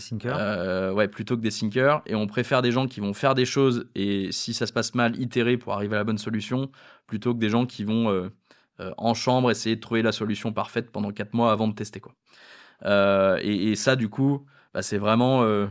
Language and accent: French; France; étant français